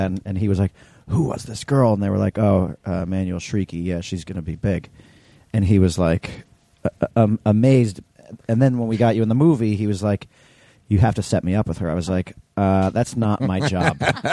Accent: New York City, New York, United States; I'm from New York City. I was one of the only non-Jewish people in my high school

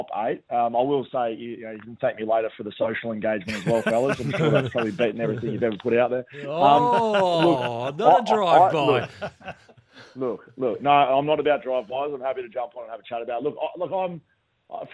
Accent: Geelong, Victoria, Australia; now in Western Australia, Australia; I'm a West Australian-based media guy now. I'm from Victoria, from Geelong.

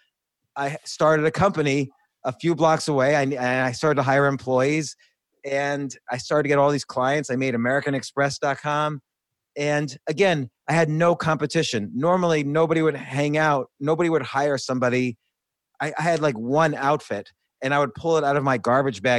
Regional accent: New York, United States; born or raised there; also born or lived in New Jersey

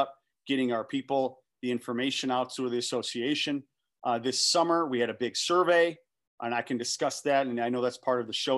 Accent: Detroit, Michigan, United States; I'm from Metro Detroit, went to Canton High School

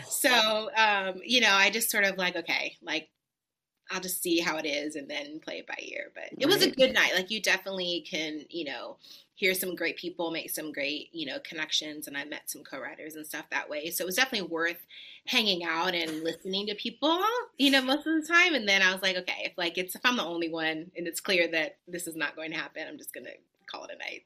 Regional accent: Los Angeles, California, United States; moved away as an adult; also born or lived in New York; now in Nashville, United States; Born and raised

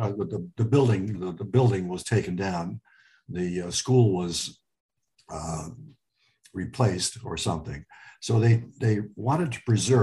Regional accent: Cleveland Heights, Ohio, United States; English is a second language; also born or lived in Lebanon; we grew up in Cleveland Heights

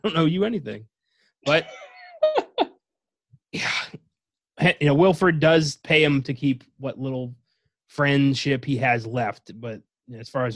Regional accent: Northeast, United States; I'm from the Northeast, so I don't know how you're going to make fun of my accent

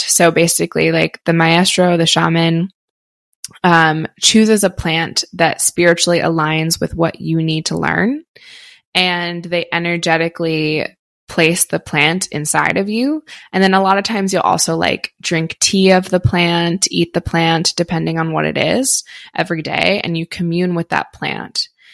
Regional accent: outside Philadelphia, Pennsylvania, United States; moved away; I grew up on the East Coast, grew up in outside Philly, and we said you guys all the time

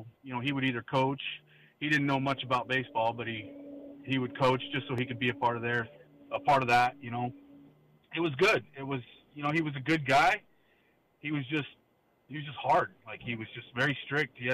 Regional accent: West Covina, California, United States; I grew up in West Covina

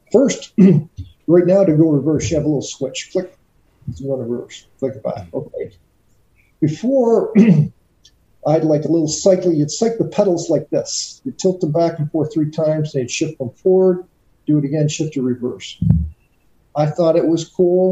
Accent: Canada; being a kid growing up in Canada

